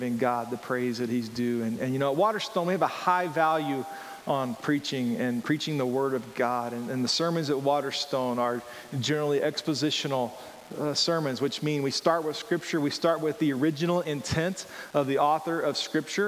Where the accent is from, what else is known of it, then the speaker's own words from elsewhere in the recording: rural Georgia, United States; I grew up in Georgia, rural Georgia